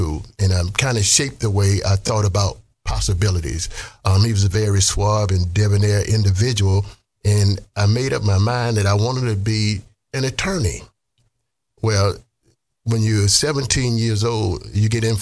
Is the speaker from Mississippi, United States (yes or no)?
yes; Mississippi, United States; moved away; I grew up in Mississippi, poor.